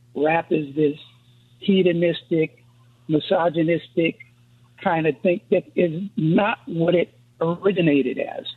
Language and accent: English; East Coast, United States; I'm from the East Coast.